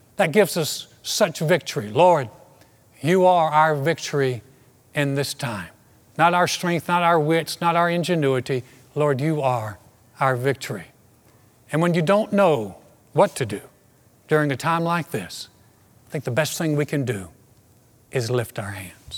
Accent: United States; I so identified in that dark time with being an American

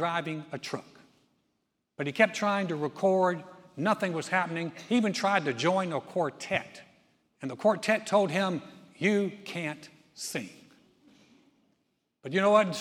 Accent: Greensboro, North Carolina, United States; also born or lived in Houston area, Texas; Joy and I started our first church in 1989 in my hometown of Greensboro, North Carolina

